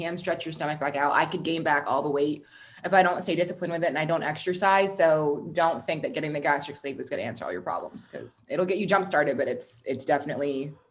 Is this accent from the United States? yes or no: yes; Texas, United States; Um, I grew up, I was born in Texas. I've lived all over the South. I've also lived all over the North as well.